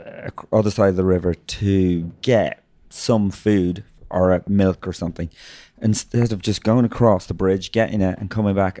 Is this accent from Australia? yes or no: no; Ireland; I'm Irish.